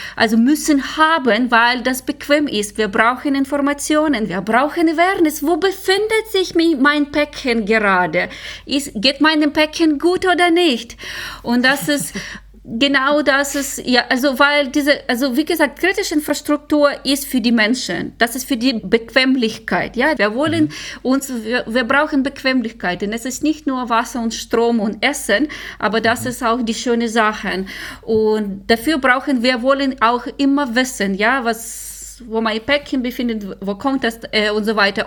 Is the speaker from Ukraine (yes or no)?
yes; Ukraine; German is a second language; moved away; ich komme aus der Ukraine, ich bin dort geboren und äh, gewachsen